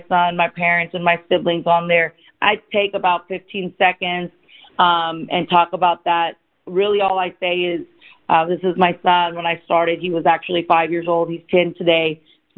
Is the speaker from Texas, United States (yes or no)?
yes; Dallas, Texas, United States; also born or lived in India; I was born in India, and I came to America when I was 4 years old. I was raised by my single father, and I grew up in Dallas, Texas